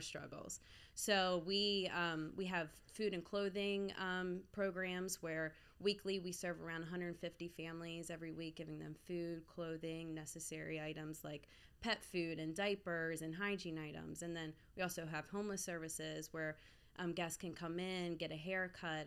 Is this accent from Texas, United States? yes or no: no; Baltimore, Maryland, United States; also born or lived in Florida / Nashville, Tennessee; I'm from South Baltimore and grew up downtown.